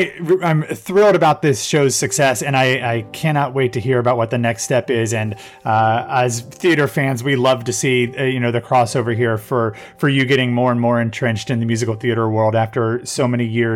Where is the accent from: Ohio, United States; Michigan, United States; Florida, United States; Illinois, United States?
Ohio, United States; Columbus; moved away; my hometown of Columbus, Ohio